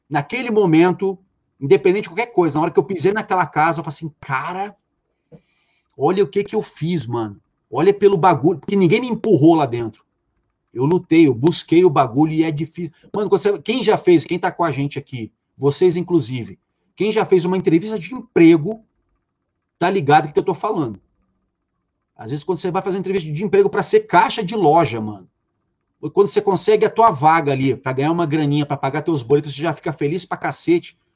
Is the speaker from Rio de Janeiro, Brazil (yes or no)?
yes; Rio de Janeiro, Brazil; no Rio de Janeiro, né, eu sou carioca, enfim, no Rio de Janeiro foram abertas duas mil vagas. Eu fui o único carioca da minha edição